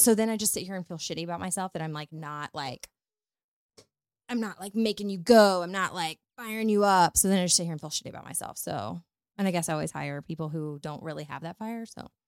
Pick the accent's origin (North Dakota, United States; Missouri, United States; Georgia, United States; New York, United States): Missouri, United States; Northwest; moved away as an adult; also born or lived in Dallas / New Orleans / Florida; now in St. Louis, United States; I'm from Northwest Missouri. I grew up on a farm